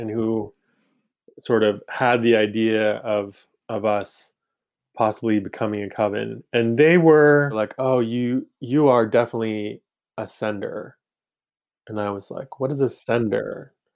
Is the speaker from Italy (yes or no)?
no; Maine, United States; growing up in Maine